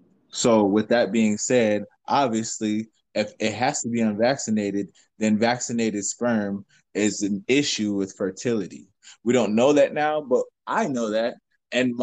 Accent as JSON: {"language": "English", "town": "Chicago", "region": "Illinois", "country": "United States", "moved": "yes", "lives_now": "Minnesota, United States", "said": "I'm from Chicago"}